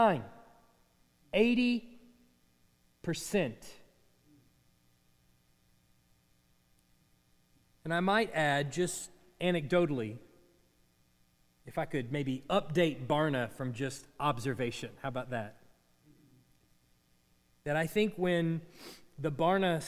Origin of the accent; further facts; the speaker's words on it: United States; we have it as American Christians